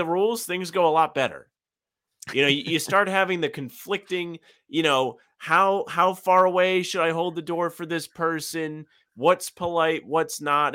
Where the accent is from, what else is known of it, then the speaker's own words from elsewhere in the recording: Providence, Rhode Island, United States; my hometown, uh, the news station in Providence